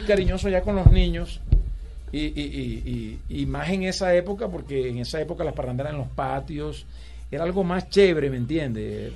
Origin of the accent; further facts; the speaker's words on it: Valledupar, Cesar, Colombia; Yo nací en Valledupar